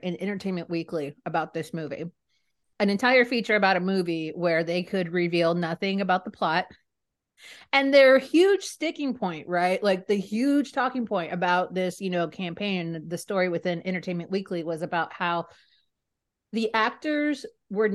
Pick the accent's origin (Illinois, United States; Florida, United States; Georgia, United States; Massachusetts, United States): Florida, United States; South; moved away as an adult; now in Burbank, United States; I'm Mexican, but I am from South Florida